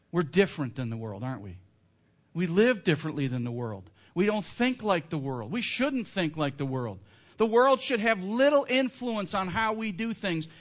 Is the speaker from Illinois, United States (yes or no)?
yes; Northern Illinois, United States; I grew up in Northern Illinois, Blackhawks fan, when I was a kid